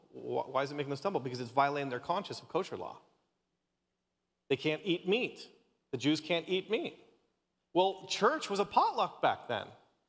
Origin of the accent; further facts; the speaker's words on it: Canada; My wife is Australian, and of course I'm Canadian, and my parents are like locked up in Canada right now.